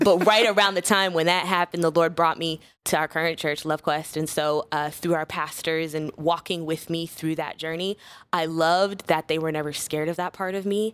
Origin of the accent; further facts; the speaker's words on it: Chicago, Illinois, United States; I was originally born and raised in, uh, Chicago on the South Side